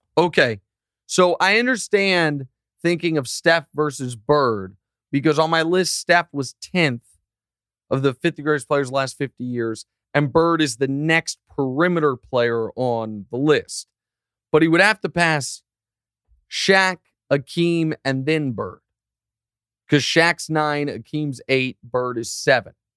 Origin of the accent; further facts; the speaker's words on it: Kansas City, Missouri, United States; moved away; also born or lived in Los Angeles / New York; Kansas City to see the World Cup played in my hometown